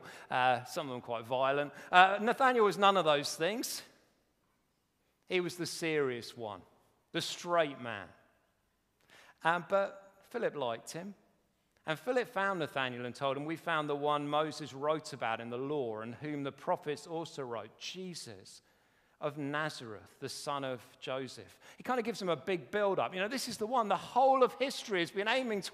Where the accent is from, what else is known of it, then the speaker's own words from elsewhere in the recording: United Kingdom; We're very British